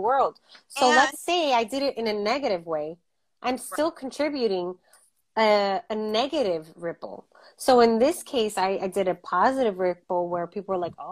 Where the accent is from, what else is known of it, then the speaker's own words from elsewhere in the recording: United States; we're American